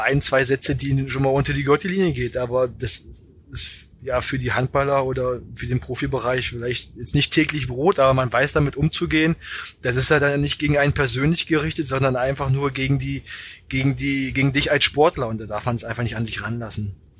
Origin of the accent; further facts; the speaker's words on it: Magdeburg, Saxony-Anhalt, Germany; moved away as an adult; now in Kiel, Germany; mit Magdeburg und ähm, das ist natürlich meine Heimat. Ich habe da bin da zur Schule gegangen.